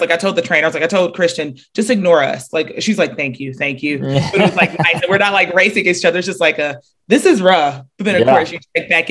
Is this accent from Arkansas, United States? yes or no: no; Marietta, Georgia, United States; moved away as an adult; also born or lived in Charlotte, North Carolina; I was born and raised in the Atlanta area from actually Marietta